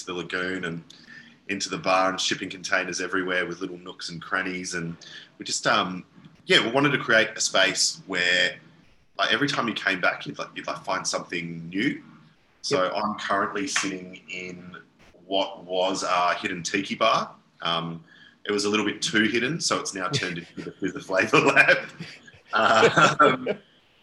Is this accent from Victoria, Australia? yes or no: yes; Yarra Valley, Victoria, Australia; growing up in the Yarra Valley, you pretty much get a job at a winery as soon as humanly possible